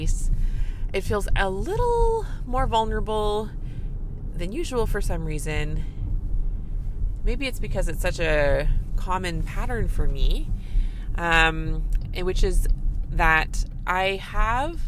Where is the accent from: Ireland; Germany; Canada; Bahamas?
Canada; I'm a Canadian family physician